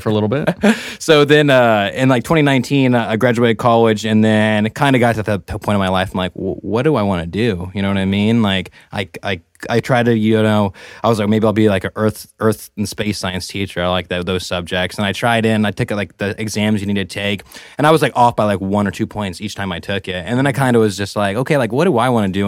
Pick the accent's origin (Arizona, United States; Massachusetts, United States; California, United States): California, United States; Merced; I'm from Merced